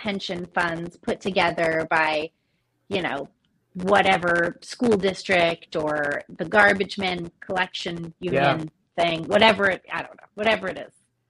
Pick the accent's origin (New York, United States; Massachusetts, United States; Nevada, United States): Massachusetts, United States; outside of Boston; moved away; I grew up outside of Boston, so I get to say that sometimes it slips in.